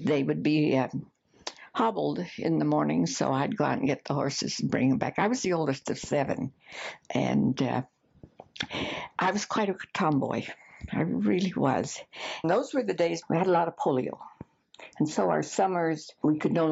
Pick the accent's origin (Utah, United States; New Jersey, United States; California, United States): Utah, United States; American Fork; also born or lived in Bingham Canyon, Utah; when I was about 18 months, we returned to American Fork. So I was raised surrounded by grandparents, aunts and uncles and cousins